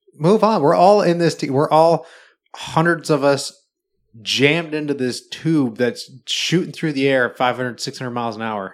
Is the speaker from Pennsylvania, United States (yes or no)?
no; Wisconsin, United States; now in Seattle, United States; I grew up in Wisconsin